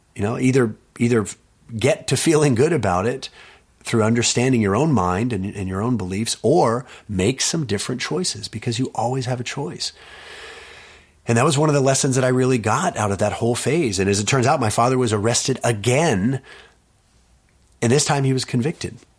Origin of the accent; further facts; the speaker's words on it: Austin, Texas, United States; I was born in Austin